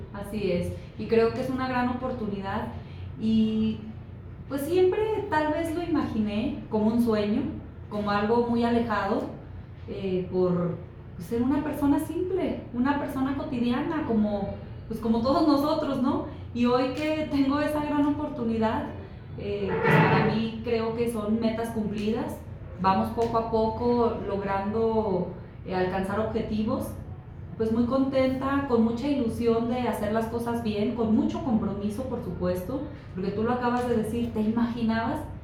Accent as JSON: {"language": "Spanish", "town": "Fresnillo", "region": "Zacatecas", "country": "Mexico", "said": "Fresnillo, de donde yo soy"}